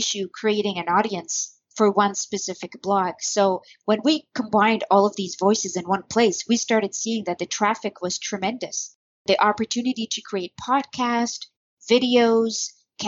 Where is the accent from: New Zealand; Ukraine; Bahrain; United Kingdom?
Bahrain; I'm from Bahrain, where I still currently live